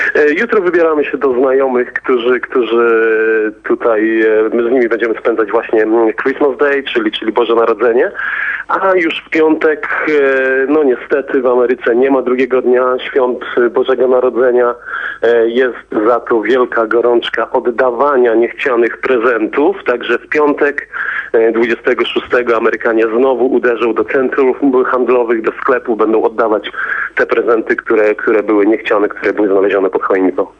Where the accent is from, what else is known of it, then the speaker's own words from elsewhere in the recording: Poland; now in United States; jak wygląda to u nas w Europie, w Polsce